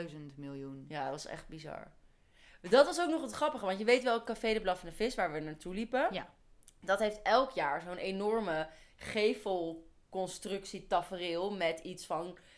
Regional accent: Netherlands; wij zijn Nederlanders

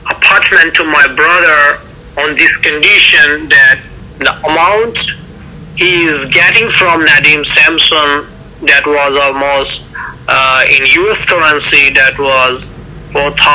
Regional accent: Pakistan; now in New York City, United States; I'm a Pakistani Christian and US citizen from New York City.

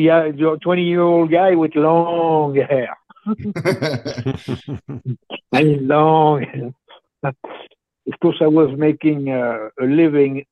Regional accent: Switzerland; first language French; English is a second language; moved away as an adult; now in United States; from a little village who was in comfort, believe it or not, in the mountains, and there was 250 people.

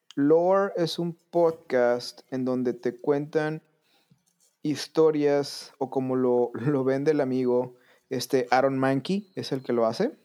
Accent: southern Tamaulipas, Mexico; desde que yo era niño, yo vivía en la parte norte de México, en el sur de Tamaulipas

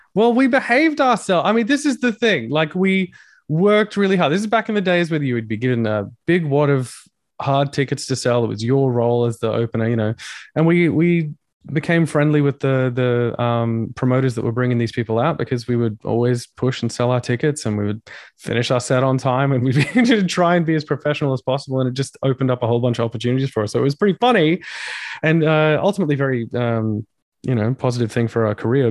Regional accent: Australia; being an Australian

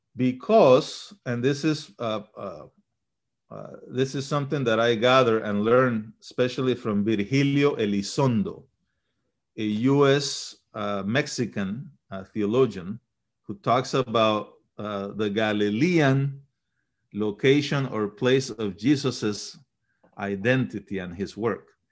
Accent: Panama; also born or lived in Chile; now in United States; We migrated to Panama when I was a, maybe a year old or so. and, um, was raised in Panama until I came to the United States.

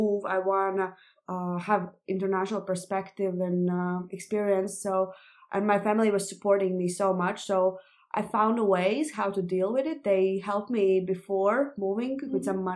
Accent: Latvia; English is a second language; moved away as an adult; now in Denmark; I come from Latvia, and although I love my country

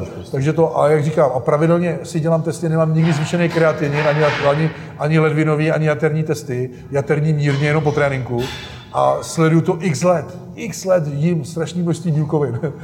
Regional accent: South Bohemian Region, Czechia; jak jsme z Jihu Čech, tak tady jsou sami rybníky

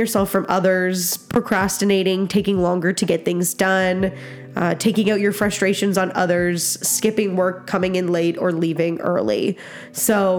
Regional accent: Nova Scotia, Canada; now in Alberta, Canada; I grew up in Nova Scotia

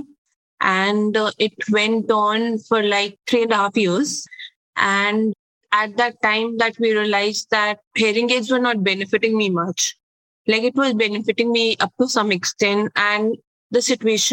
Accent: Delhi, India; I was born and brought up in Delhi, which is in India.

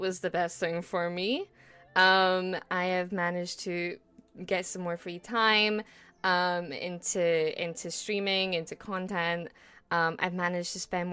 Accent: Scotland, United Kingdom; I'm a Scottish, yes, the land of the brave, the land of the free.

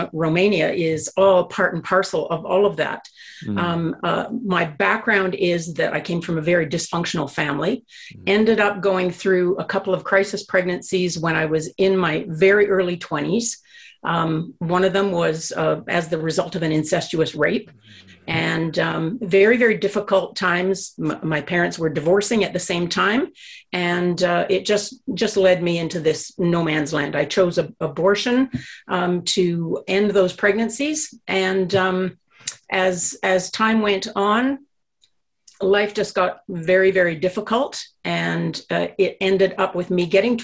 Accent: Ontario, Canada; moved away as an adult; now in Edmonton, Canada; I came originally from Ontario. And I moved out to the Edmonton area when I was in my early 20s.

